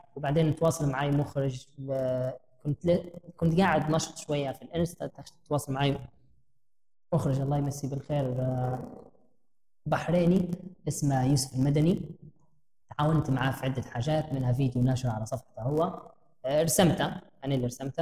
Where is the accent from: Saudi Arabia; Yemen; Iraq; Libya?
Libya; also born or lived in Jordan; إحنا كمواطنين ليبيين